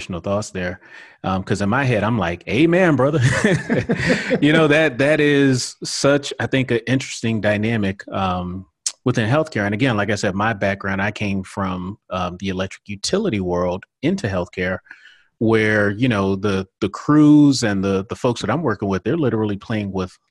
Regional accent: the South, United States; I'm from the South

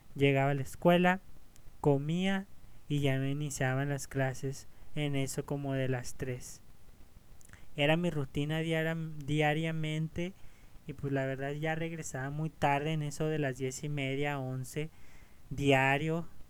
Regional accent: Ciudad Juárez, Chihuahua, Mexico; en esta ciudad, en Ciudad Juárez, aquí mi, mi ciudad de origen.

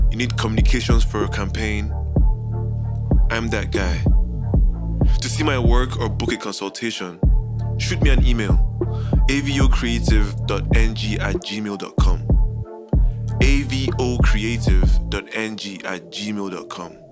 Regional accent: Anambra, Nigeria; I mean, of course, from Anambra, yeah, of course. I'm from Anambra, you don't know

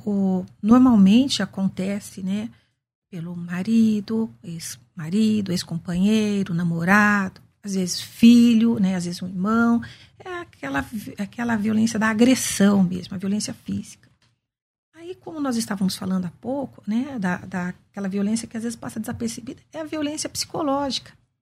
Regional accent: Campinas, São Paulo, Brazil; eu sou nascida e crescida em Campinas, né? Nasci num bairro simples da periferia de Campinas

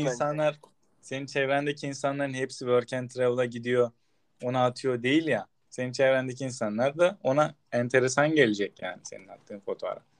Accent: Turkey; biz Türk'üz

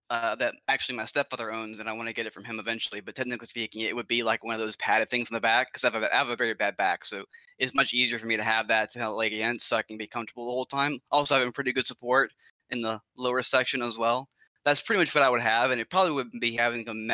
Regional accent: Alabama, United States; I'm from Alabama, I'm from Alabama

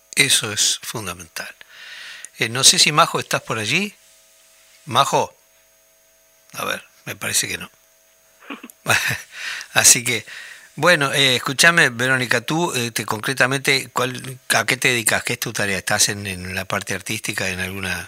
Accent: Tacuarembó, Uruguay; moved away as an adult; como hombre del interior, yo nací en Tacuarembó y viví allí hasta los 20 años

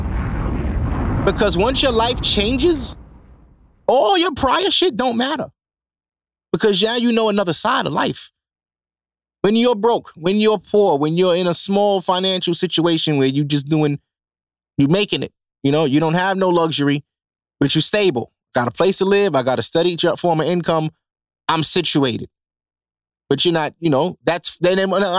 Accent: New York City, New York, United States; I'm from Canarsie.

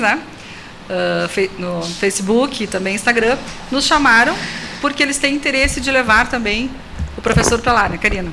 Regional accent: Pelotas, Rio Grande do Sul, Brazil; eu sou pelotense, eu amo Pelotas também

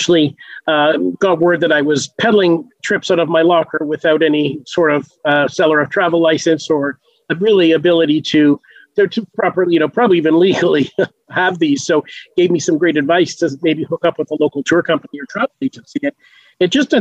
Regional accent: Canada; I grew up in Canada

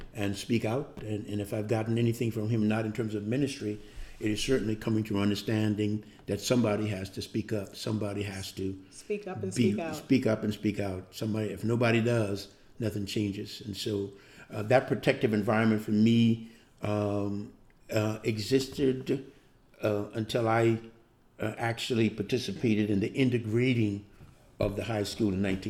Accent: Johns Island, South Carolina, United States; Born and raised on John's Island

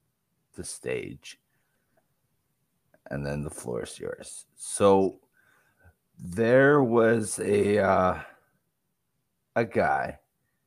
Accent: Canada; now in Saskatoon, Canada; me being Canadian

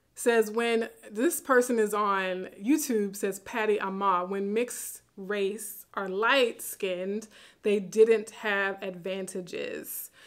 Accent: Baton Rouge, Louisiana, United States; moved away; my hometown in Baton Rouge

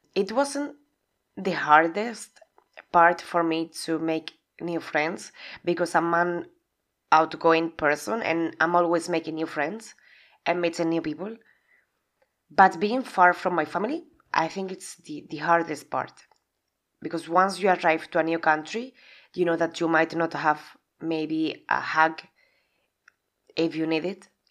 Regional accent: Spain; English is a second language; moved away as an adult; also born or lived in England; now in Budapest, Hungary; Originally, I'm from Spain

